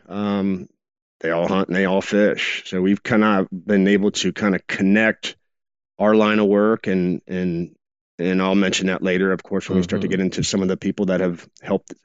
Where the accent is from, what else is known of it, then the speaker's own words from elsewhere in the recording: Cincinnati, Ohio, United States; I was born and raised in Cincinnati, Ohio